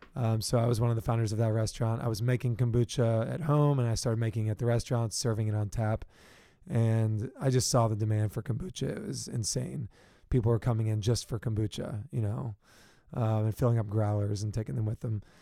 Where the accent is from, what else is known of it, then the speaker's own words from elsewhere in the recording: Richmond, Virginia, United States; moved away as an adult; also born or lived in South Carolina / Washington, D.C.; now in San Diego, United States; I'm from originally from Richmond, Virginia.